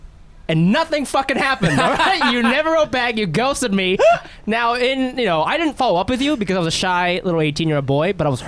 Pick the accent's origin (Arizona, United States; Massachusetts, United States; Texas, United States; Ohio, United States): Ohio, United States; moved away; I grew up in Ohio